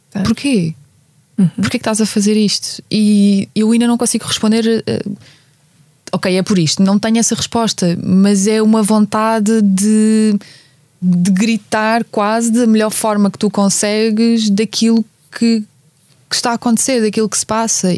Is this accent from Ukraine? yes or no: yes; Ukraine; now in Portugal; das férias que passei também nas terras uh, do, à volta da cidade onde cresci